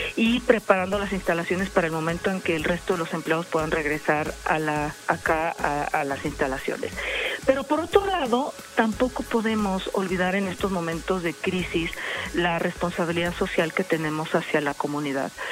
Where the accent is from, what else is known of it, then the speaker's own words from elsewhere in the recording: Mexico; representar a mi país